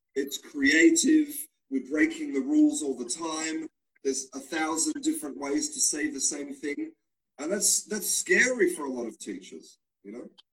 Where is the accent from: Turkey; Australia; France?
Australia; now in Spain; I was born in Australia, but now I live and I work in Spain